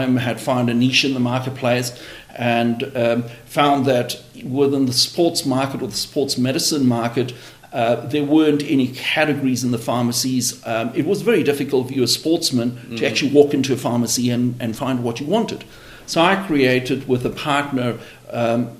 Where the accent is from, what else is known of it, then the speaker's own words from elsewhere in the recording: South Africa; As a South African, as soon as you leave school, you have the option to go to 2 years military